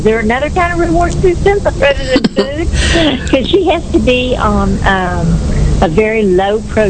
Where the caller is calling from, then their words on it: Richardson, Texas, United States; I'm calling from Richardson, Texas.